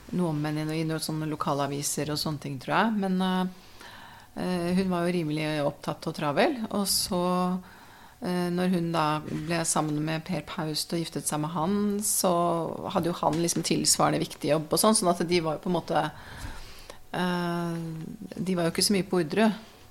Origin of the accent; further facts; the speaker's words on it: Oslo, Norway; Jeg vokste opp på Ekeberg sammen med mor og far og tre søsken.